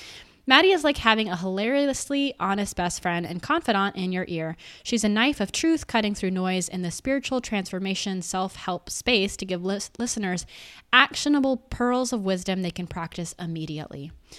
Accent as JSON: {"language": "English", "town": "Boulder", "region": "Colorado", "country": "United States", "said": "Well, basically, I mean, I'm from Boulder, but very close"}